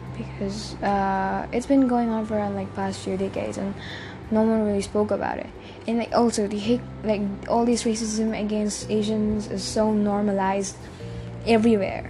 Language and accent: English; India